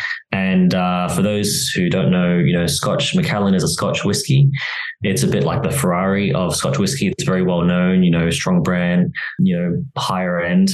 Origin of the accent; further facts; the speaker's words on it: Australia; moved away as an adult; now in Barcelona, Spain; So I am from Australia originally, but I do live in Europe now